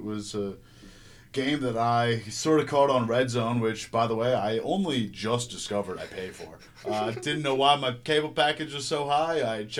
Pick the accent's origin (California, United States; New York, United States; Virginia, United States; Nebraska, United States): New York, United States; Long Island; me as a child growing up on Long Island